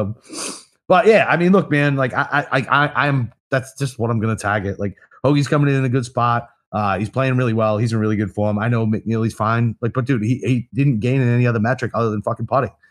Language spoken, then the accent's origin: English; United States; I'm fucking American